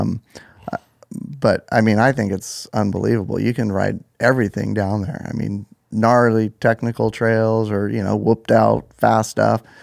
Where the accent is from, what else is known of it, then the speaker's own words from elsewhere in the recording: Mission Viejo, California, United States; I grew up in Mission Viejo